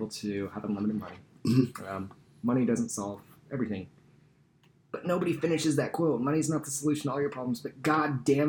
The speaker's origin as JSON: {"language": "English", "town": "Eureka", "region": "California", "country": "United States", "tie": "born or raised there", "moved": "as an adult"}